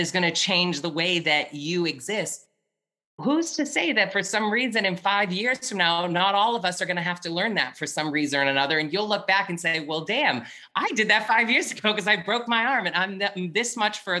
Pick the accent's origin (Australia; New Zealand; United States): United States; New Hampshire; moved away; I'm from New Hampshire originally